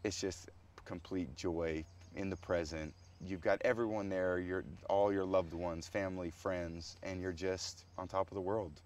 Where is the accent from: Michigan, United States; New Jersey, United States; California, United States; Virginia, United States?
California, United States; When I was a boy growing up in California